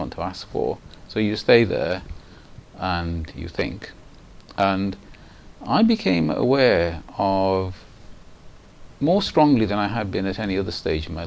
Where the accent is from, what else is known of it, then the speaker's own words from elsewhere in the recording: Manchester, North West England, United Kingdom; first language Punjabi; English is a second language; also born or lived in Pakistan; I grew up in Manchester from the age of 1 3/4. I was born in Pakistan, but I came to Manchester with my mother